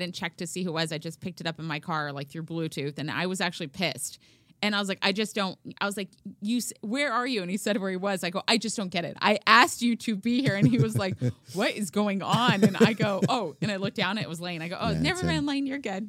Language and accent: English; Oahu, Hawaii, United States; born there; I'm, you know, growing up, I thought I was Hawaiian, but clearly I'm